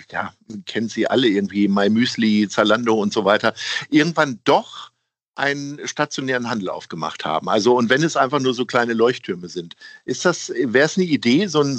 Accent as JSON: {"language": "German", "town": "Hanover", "region": "Lower Saxony", "country": "Germany", "said": "ich als also, Hannoveraner"}